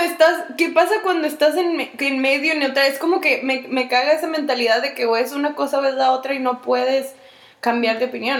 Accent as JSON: {"language": "Spanish", "country": "Mexico", "said": "soy mexicana, soy latina, soy hispana"}